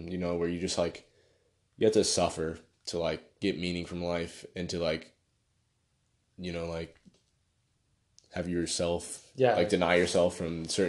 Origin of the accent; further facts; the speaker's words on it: United States; I'm American